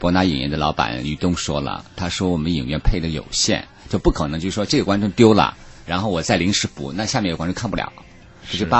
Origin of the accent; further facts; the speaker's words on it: China; 你想要换成当年以前我们还没起步的时候，我觉得这种机会肯定落不到我们中国人手上。